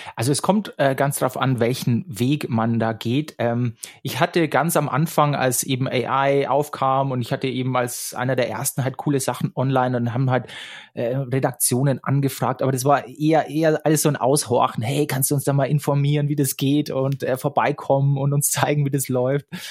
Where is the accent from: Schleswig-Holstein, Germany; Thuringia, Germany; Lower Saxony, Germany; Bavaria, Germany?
Bavaria, Germany; Straubing; moved away as an adult; also born or lived in Munich; Ich bin nach München gezogen. Ich komme aus der Nähe, äh, aus Straubing.